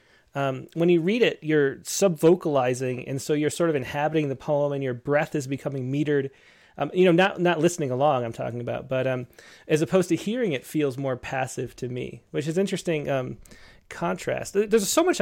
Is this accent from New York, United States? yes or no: yes; Western New York, United States; moved away; also born or lived in Los Angeles; I'm from Western New York